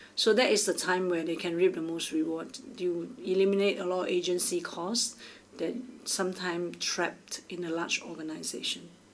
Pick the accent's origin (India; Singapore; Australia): Singapore; I'm from Singapore